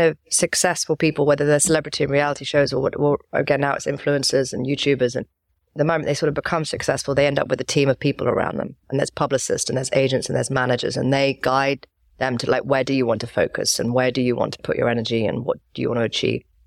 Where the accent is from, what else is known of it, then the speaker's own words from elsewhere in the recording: London, United Kingdom; also born or lived in Wilmington, North Carolina; went to school and everything and grew up in England, grew up in London